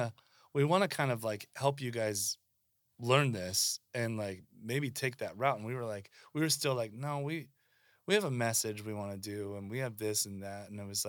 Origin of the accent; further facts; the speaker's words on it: Pacific Northwest, United States; we're punk kids from the Northwest.